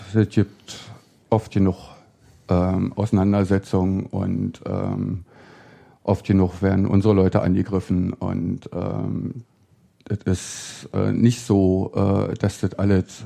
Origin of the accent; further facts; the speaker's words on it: Berlin, Germany; da, wo ich im Friedrichshain aufgewachsen bin